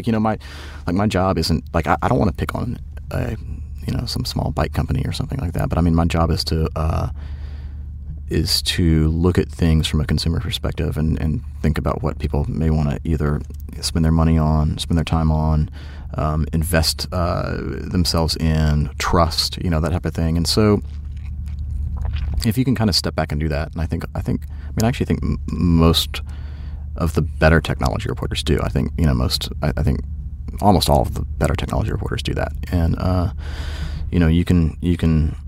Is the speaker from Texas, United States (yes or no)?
no; Georgia, United States; I'm from Georgia